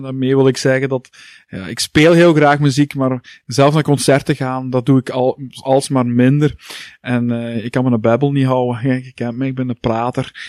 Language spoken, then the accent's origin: Dutch; Heusden-Zolder, Flanders, Belgium; now in Hasselt, Belgium; ik ben geboren in Heusden Zolder, Boekzolder